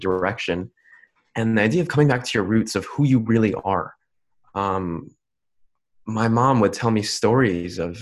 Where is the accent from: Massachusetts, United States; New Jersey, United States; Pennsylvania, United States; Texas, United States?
New Jersey, United States; I'm born in New Jersey. I was born in New Jersey